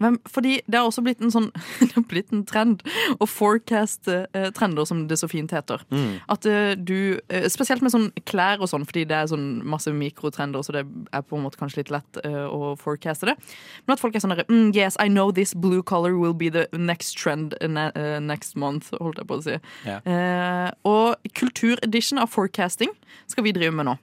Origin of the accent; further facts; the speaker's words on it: Sørlandet, Norway; som sørlending